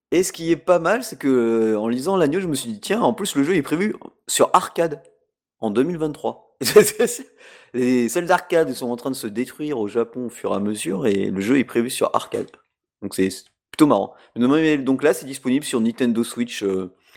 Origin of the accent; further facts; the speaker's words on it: France; chez nous en France